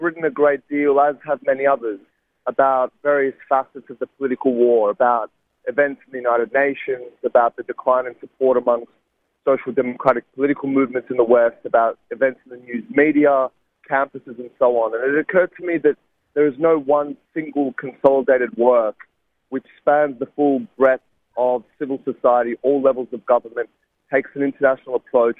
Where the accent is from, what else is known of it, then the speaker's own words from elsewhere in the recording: Sydney, New South Wales, Australia; I took him to deliver a guest lecture at a university in my hometown of Sydney